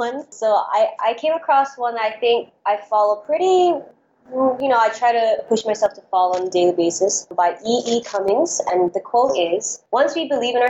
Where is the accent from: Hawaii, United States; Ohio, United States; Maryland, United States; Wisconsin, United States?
Hawaii, United States; Honolulu; moved away as an adult; now in Los Angeles, United States; I am born and raised in Honolulu, Hawaii